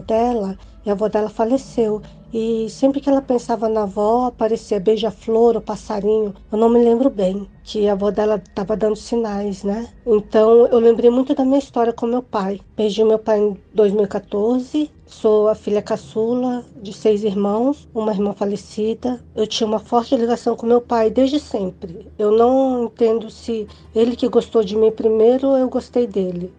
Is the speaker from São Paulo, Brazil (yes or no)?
no; Brasília, Federal District, Brazil; eu sou de Brasília, DF